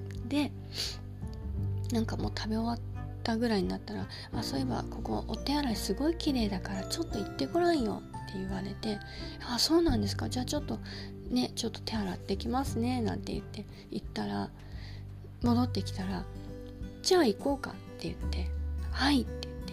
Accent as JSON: {"language": "Japanese", "town": "Yokosuka", "region": "Kanagawa", "country": "Japan", "said": "うちは横須賀ですし"}